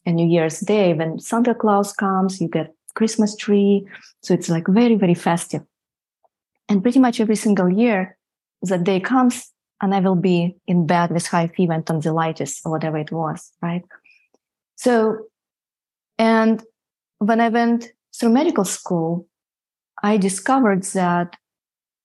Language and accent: English; Siberia, Russia; moved away as an adult; I grew up in Siberia, so I went to medical school in Siberia